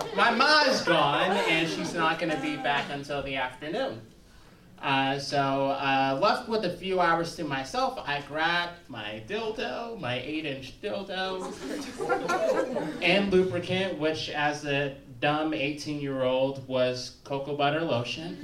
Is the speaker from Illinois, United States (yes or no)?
yes; Chicago, Illinois, United States; I'm from the South Side of Chicago, but I also like spent about ten years in the South Suburbs.